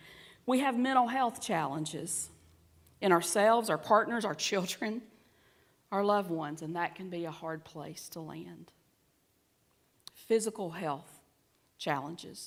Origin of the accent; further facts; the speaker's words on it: the South, United States; accent: southern; my southern accent